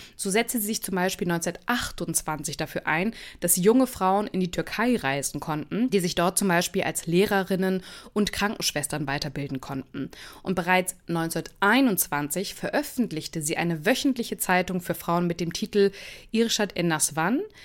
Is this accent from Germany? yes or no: yes; Germany; bei uns in Deutschland